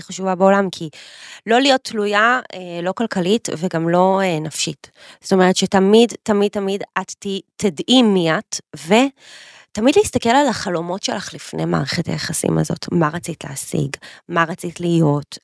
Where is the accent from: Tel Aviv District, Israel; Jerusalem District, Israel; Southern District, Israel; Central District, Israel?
Central District, Israel; Petah Tikva; גדלנו באותה עיר, עיר האור- עיר האורות פתח תקווה